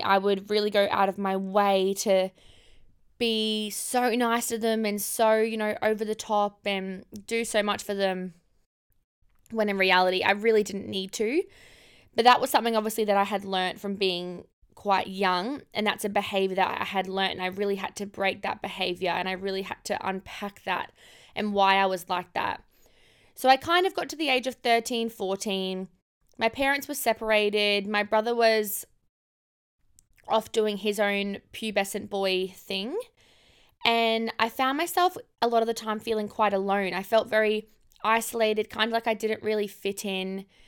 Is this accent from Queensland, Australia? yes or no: yes; Cairns, Queensland, Australia; moved away; also born or lived in Gold Coast; I grew up in Cairns. I grew up in far north Queensland